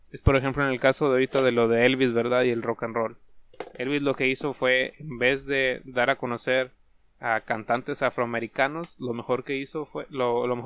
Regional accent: Mexico

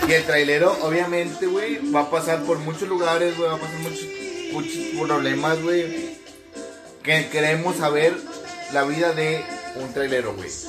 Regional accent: Tijuana, Baja California, Mexico; Vengo de Tijuana, señor.

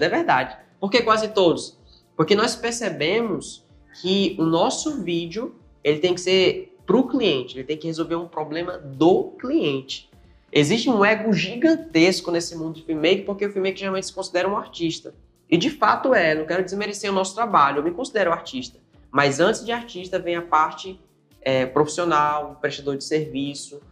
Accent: Altamira, Pará, Brazil; moved away as an adult; now in Natal, Brazil; paraense da Gema, sou lá de Altamira e vim para cá para Natal mais ou menos uns seis anos

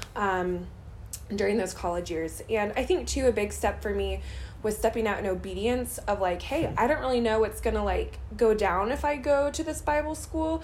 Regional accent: St. Louis, Missouri, United States; moved away as an adult; also born or lived in Joplin, Missouri; I grew up in St. Louis, Missouri area, born and raised, and lived there my whole life until it was time to go to college

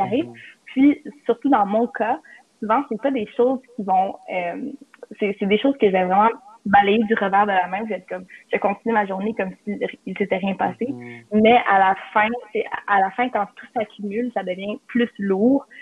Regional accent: Laval, Quebec, Canada; je viens de Laval et j'étudie à l'Université Laval

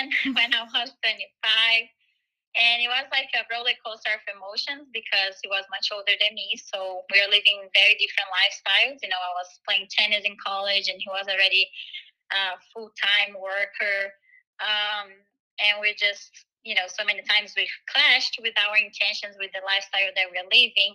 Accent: Brazil; moved away as an adult; now in United States; So I'm actually originally from Brazil. I came to the U.S. when I was 18.

